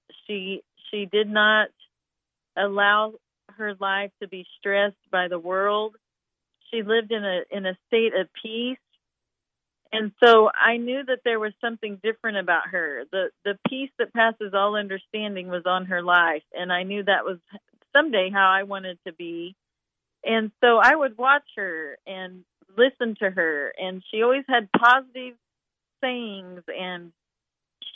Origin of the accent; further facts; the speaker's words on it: Picher, Oklahoma, United States; now in Branson, United States; I grew up in a very small town called Pitcher, Oklahoma, in the state of Oklahoma